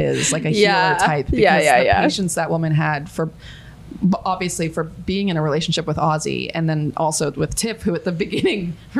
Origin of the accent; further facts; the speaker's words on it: Australia; For example, I'll out myself as an Aussie, which is so embarrassing because Aussie quickly became the villain.